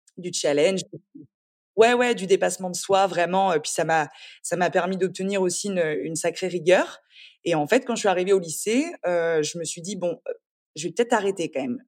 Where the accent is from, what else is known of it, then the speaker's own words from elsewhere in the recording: Angers, Pays de la Loire, France; moved away as an adult; also born or lived in Paris; now in Antibes, France; Je suis née à Paris, mais donc mes parents sont très revenus, enfin rapidement revenus à Angers puisque je suis angevine. J'ai grandi euh, dans la, dans la douceur angevine